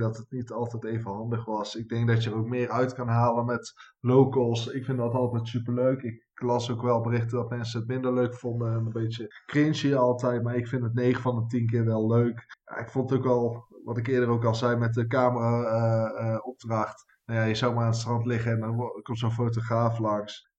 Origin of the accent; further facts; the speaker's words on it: Netherlands; als Nederlanders